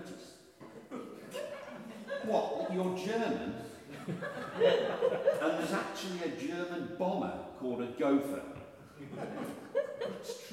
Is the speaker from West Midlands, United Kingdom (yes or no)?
yes; Birmingham, West Midlands, United Kingdom; also born or lived in Leicester; I'm from Birmingham, I say castle